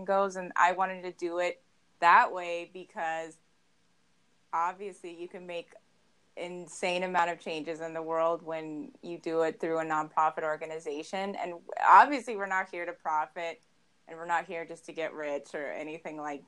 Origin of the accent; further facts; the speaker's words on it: Arvada, Colorado, United States; I grew up in Arvada, Colorado, and I actually went to Arvada High School